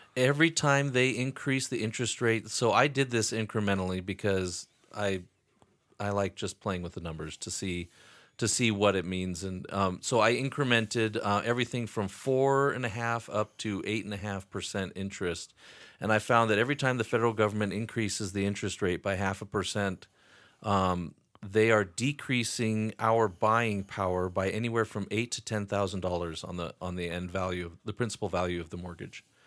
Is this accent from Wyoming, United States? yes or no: yes; Wyoming, United States; also born or lived in Atlanta, Georgia / Sheridan, Wyoming; I was born and raised in Wyoming